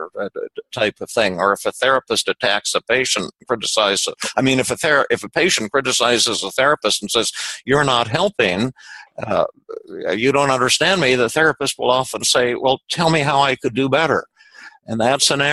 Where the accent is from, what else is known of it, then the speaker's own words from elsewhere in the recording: Denver, Colorado, United States; when I was little, yeah, I was raised in Denver